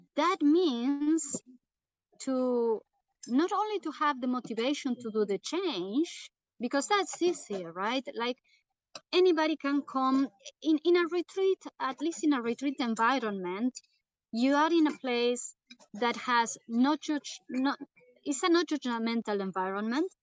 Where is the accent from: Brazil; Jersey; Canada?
Brazil; South Region; moved away; I am from Brazil, the south of Brazil.